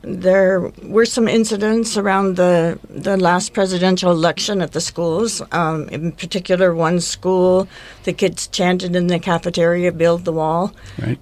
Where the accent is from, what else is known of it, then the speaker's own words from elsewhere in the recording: Bend, Oregon, United States; I actually am a native of Bend, so I grew up in Bend, and um, moved away for quite a while and then came back.